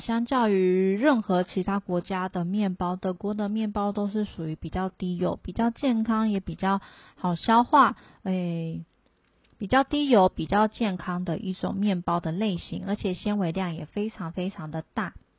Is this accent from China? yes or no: no; Taiwan; moved away as an adult; also born or lived in Germany; 我们台湾人就是，像我以前在台湾是不会做菜的